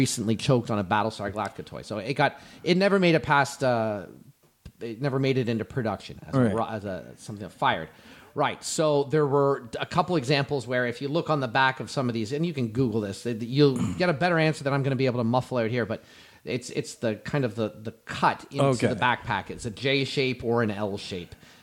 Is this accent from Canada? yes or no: yes; Canada; I'm Canadian like you are.